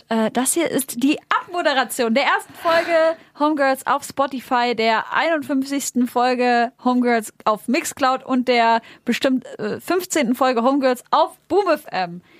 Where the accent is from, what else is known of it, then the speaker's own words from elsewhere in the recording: Saxony, Germany; Nee, ich bin Sachse.